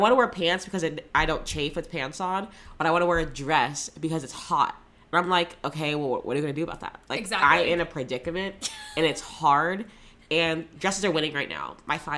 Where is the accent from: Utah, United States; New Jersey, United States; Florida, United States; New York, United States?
Florida, United States; I grew up in Florida